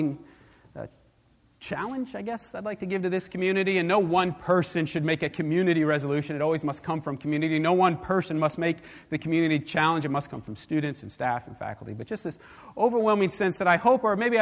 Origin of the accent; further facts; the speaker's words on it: New York, United States; When I was younger, growing up in New York